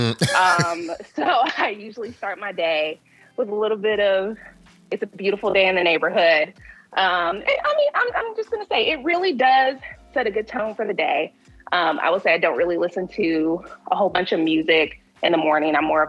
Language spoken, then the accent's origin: English; Louisville, Kentucky, United States; also born or lived in Mississippi; So I am originally from Louisville, Kentucky, partially raised military. When my dad retired, we moved to Mississippi. And so I've lived in Mississippi off and on for most of my life.